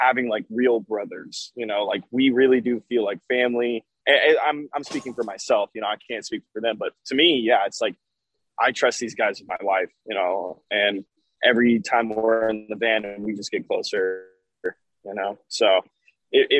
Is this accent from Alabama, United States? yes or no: yes; Alabama, United States; moved away as an adult; now in Dallas, United States; I was born in Alabama, lived there my whole life, and then I moved to Dallas, and I've been there for about a year and a half or so.